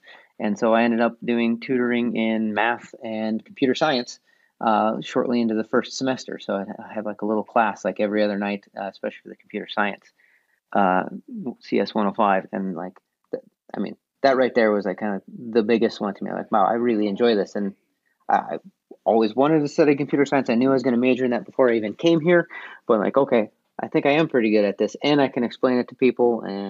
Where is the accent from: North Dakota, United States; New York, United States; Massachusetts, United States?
North Dakota, United States; Well, like my hometown, I don't think it even has 100 people anymore, but it was around 120.